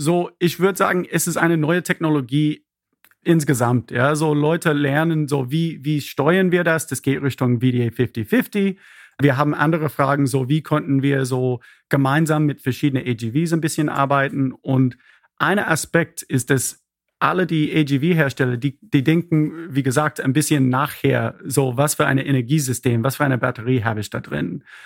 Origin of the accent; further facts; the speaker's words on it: Nashville, Tennessee, United States; German is a second language; moved away as an adult; also born or lived in Berlin; now in Freiburg, Germany; Ich bin ursprünglich aus Amerika, aus Nashville, Tennessee